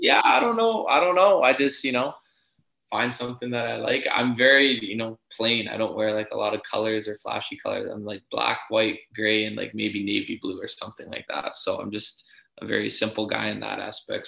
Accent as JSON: {"language": "English", "town": "Edmonton", "region": "Alberta", "country": "Canada", "tie": "born or raised there", "moved": "as an adult", "lives_now": "Ottawa, Canada"}